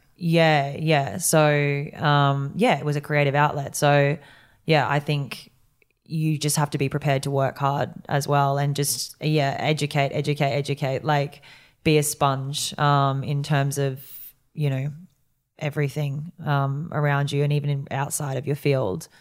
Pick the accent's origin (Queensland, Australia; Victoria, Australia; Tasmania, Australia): Queensland, Australia; Yeppoon; moved away; I grew up in Yeppoon, which was this tiny town